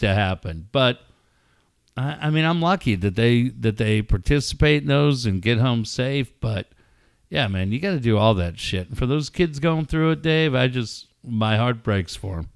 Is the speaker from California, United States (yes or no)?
yes; Encinitas, California, United States; Encinitas and Cardiff is a really small, tight-knit community. And my hometown is brokenhearted tonight.